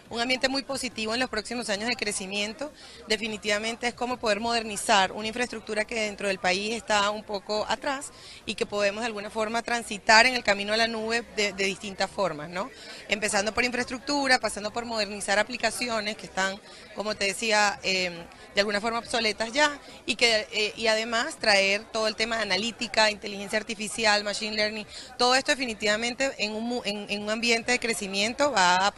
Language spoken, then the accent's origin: Spanish; Venezuela; moved away as an adult; muy feliz de estar aquí en mi país. Obviamente, eh, para mí me llena muchísimo de orgullo. Tengo pues 20 años trabajando en tecnología. Me, eduqué, me crié y todo lo demás acá. Y hace 15 años emigré del país.